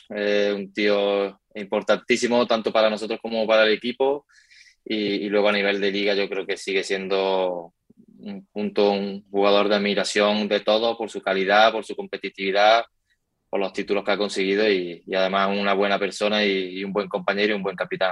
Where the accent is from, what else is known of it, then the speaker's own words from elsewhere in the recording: Córdoba, Andalusia, Spain; moved away as an adult; now in Valdepeñas, Spain; Yo soy también muy de Córdoba